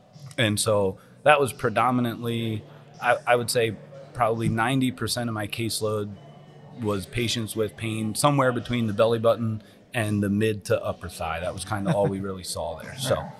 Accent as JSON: {"language": "English", "area": "Berks County", "region": "Pennsylvania", "country": "United States", "tie": "born or raised there", "also_born_or_lived": "Philadelphia, Pennsylvania", "moved": "as an adult", "lives_now": "Audubon, New Jersey, United States", "said": "I grew up in Berks County, PA."}